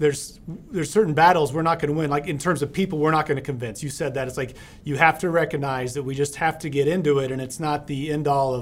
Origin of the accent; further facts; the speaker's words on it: New Mexico, United States; I'm from New Mexico